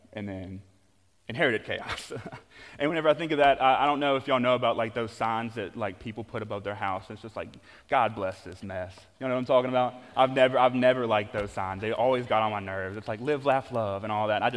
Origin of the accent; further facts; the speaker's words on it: Louisiana, United States; I'm from Louisiana, and there are a lot of swamps